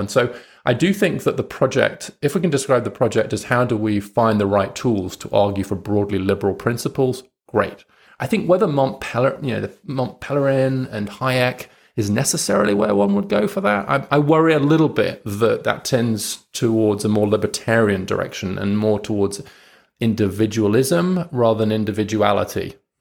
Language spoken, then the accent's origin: English; United Kingdom; as a British liberal